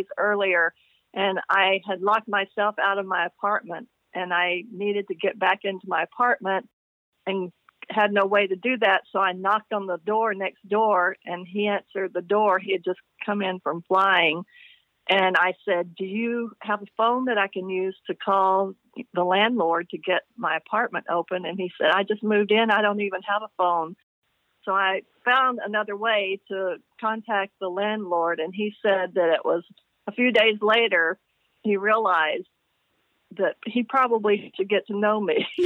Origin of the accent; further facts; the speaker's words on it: Little Rock, Arkansas, United States; moved away as an adult; also born or lived in Sheridan, Arkansas; I was born in Little Rock, Arkansas. I grew up there until I was about 13 years old